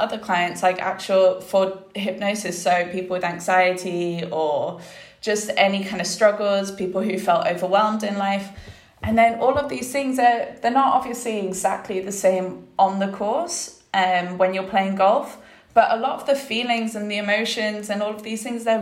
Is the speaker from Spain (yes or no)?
yes; Spain; growing up in Spain, you're on golf courses all the time